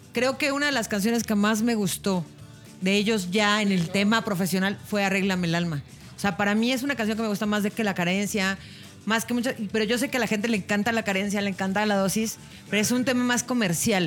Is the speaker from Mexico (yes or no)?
yes; Mexico; somos mexicanos